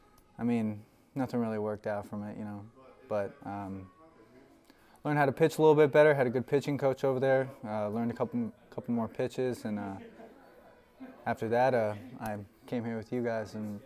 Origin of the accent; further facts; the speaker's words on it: Rocklin, California, United States; also born or lived in Bay Area, California; I'm from Rockland, California. Moved there when I was about one. Started off at good old Twin Oaks Elementary up to Granite Oaks, and then Rockland High School.